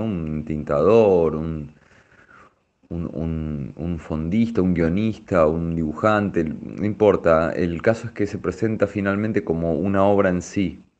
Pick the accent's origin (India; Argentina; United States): Argentina; tenés una especie de, plus en, en, Francia siendo argentino, ¿no? O sea, sabés que ahí te van a mirar de otra manera, ah, bueno, esto es un artista argentino